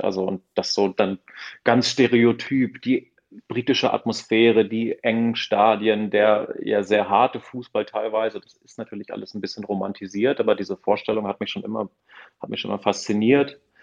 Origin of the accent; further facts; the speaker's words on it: south-eastern Lower Saxony, Germany; ich komme aus, aus Niedersachsen, aus, äh, aus dem südöstlichen Niedersachsen und damals Mitte der 90er äh, sozusagen, wir, wir hatten ja nichts